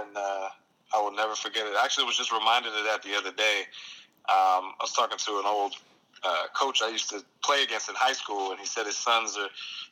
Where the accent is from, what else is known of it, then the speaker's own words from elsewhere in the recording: Hackensack, New Jersey, United States; born and raised in Hackensack, New Jersey